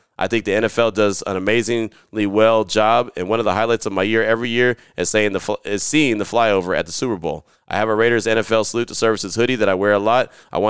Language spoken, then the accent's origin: English; United Kingdom; I know you know I'm from the United Kingdom, but you may not know I served in the British Army.